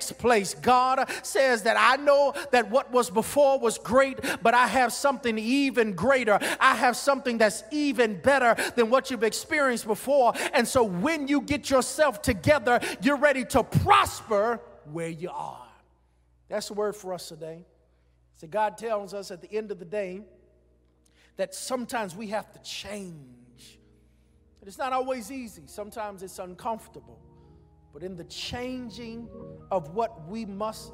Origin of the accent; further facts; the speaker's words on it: Greensboro, North Carolina, United States; when I was growing up in Greensboro, North Carolina